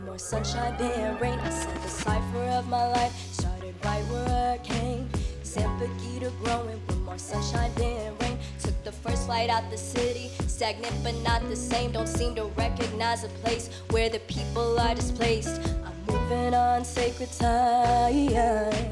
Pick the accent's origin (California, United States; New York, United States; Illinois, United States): California, United States; Fremont; growing up in Fremont, California